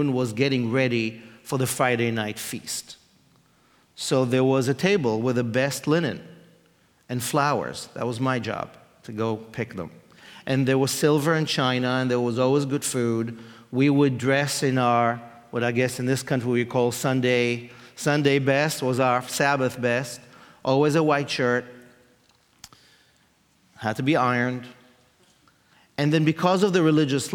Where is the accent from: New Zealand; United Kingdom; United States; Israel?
Israel; I grew up in Israel, in a religious home